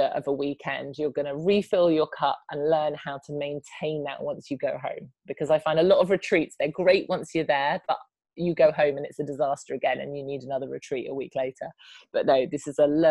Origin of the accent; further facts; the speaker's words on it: United Kingdom; I'm British